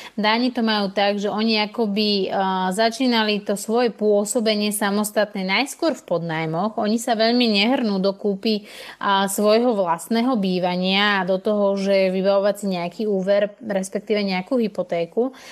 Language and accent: Slovak; Slovakia; moved away as an adult; also born or lived in Denmark; Ja som vlastne odišla zo Slovenska, kde som predtým teda bývala s mojimi rodičmi